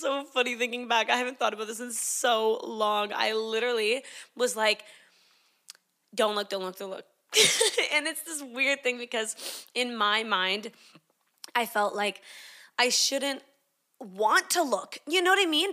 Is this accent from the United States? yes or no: no; Canada; moved away as an adult; also born or lived in Sydney, Australia; I grew up in Canada. I moved to Sydney, Australia when I was eighteen to do Bible college